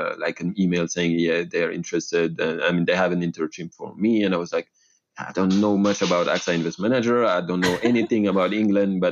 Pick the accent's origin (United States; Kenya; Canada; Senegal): Senegal; Dakar; moved away as an adult; I was born and raised in Dakar, Senegal